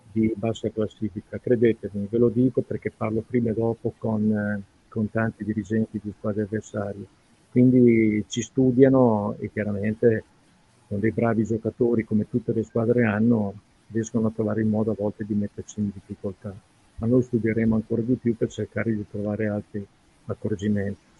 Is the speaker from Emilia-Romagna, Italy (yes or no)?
yes; Reggio Emilia, Emilia-Romagna, Italy; born there; ma io vi garantisco, sono reggiano di nascita, ma insomma ho lavorato più da altre parti